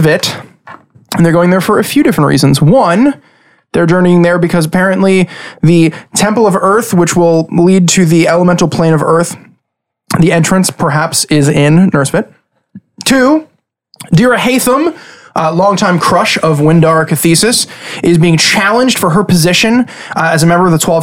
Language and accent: English; Long Island, New York, United States; We're five guys from Long Island